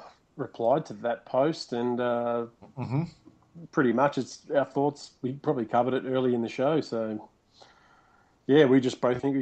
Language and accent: English; Australia; as an Aussie